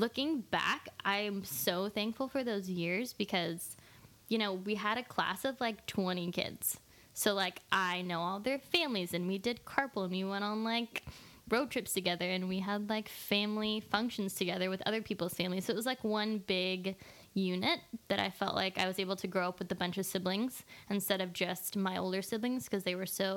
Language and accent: English; Corralitos, California, United States; I grew up in Corralitos, which is like in the outskirts of Santa Cruz County